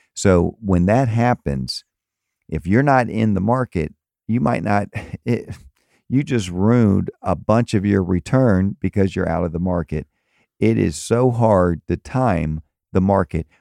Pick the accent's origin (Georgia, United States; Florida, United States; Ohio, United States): Florida, United States; Tampa and Miami; also born or lived in Maryland; now in Fort Myers, United States; I grew up in Tampa and Miami and moved to Maryland for twenty years